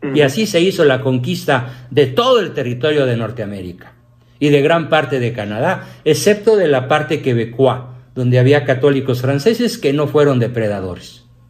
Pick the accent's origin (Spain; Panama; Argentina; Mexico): Mexico; todos somos mexicanos